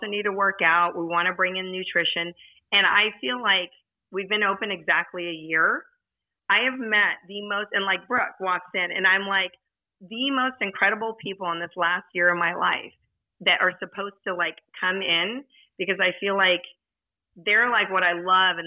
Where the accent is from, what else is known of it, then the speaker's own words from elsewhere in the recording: Southern California, United States; I grew up in Southern California